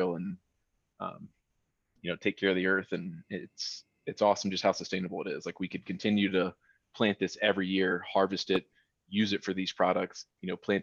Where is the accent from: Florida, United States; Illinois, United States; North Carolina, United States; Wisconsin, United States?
North Carolina, United States; now in Colorado, United States; I'm from North Carolina